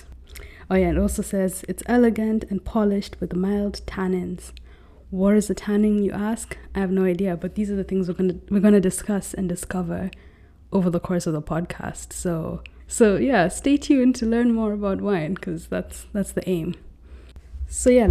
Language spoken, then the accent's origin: English; Nairobi, Kenya; moved away as an adult; now in New York City, United States; I was born and raised in Nairobi, Kenya. However, at the moment, I'm actually living in New York City